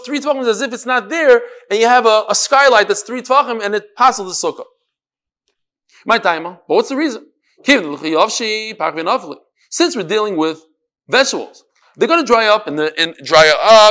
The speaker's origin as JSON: {"language": "English", "region": "New York", "country": "United States", "said": "I'm from New York"}